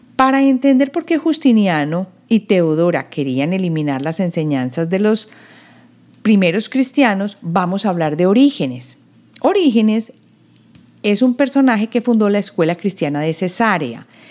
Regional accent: Colombia; now in United States; En la época en que yo crecí en Colombia, había unión de estado e iglesia

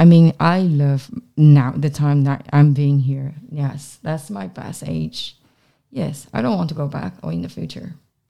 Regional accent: Taiwan; moved away; I come from Taiwan.

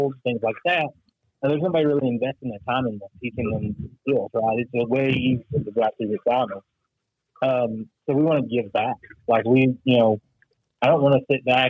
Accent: Mayfield, Kentucky, United States; There's still debris everywhere in my hometown

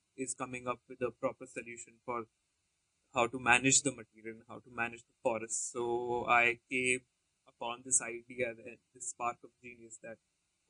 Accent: Jaipur, Rajasthan, India; moved away; also born or lived in Himachal Pradesh; I was born and brought up in a town called Jaipur, so which is like a desert town, and it's in a desert state

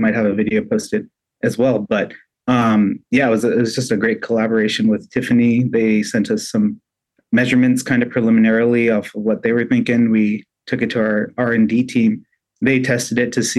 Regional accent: Southern California, United States; moved away as an adult; also born or lived in Oregon; now in Vancouver, Washington, United States; I grew up in Southern California, that's where I lived

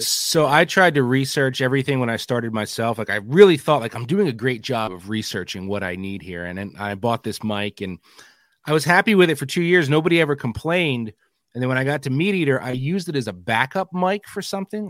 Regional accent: New Jersey, United States; moved away as an adult; now in Pennsylvania, United States; I grew up in New Jersey

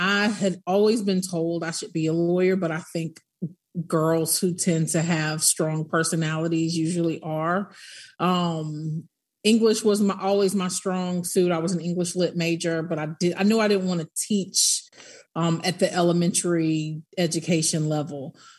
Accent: Tallahassee, Florida, United States; born there; also born or lived in Netherlands / New Mexico / Nuremberg, Germany; I'm an Army brat, but my family is from Tallahassee, Florida, and I was born in Tallahassee because we were in transition when my mom was far along. So I was born in Tallahassee, but lived in Holland, White Sands, Missile Range, New Mexico, and Nuremberg, Germany.

